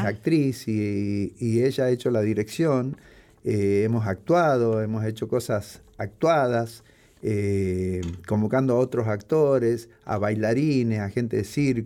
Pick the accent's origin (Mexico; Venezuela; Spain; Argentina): Argentina; Morón, Buenos Aires Province; yo pasé mi adolescencia en Morón